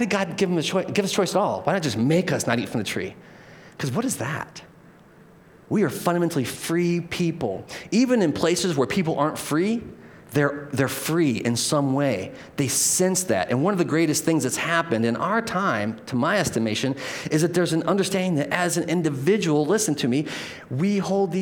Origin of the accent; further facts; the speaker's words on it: United States; we're American citizens